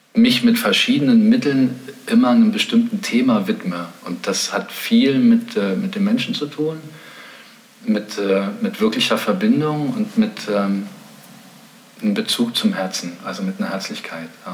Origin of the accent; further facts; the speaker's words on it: East Germany, Germany; ich bin in der DDR aufgewachsen in einem sehr künstlerisch motivierten Milieu.